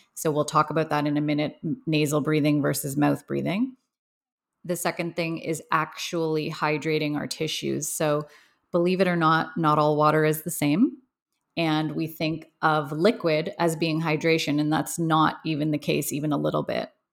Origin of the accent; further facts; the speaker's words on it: Toronto, Ontario, Canada; I grew up in Toronto, Canada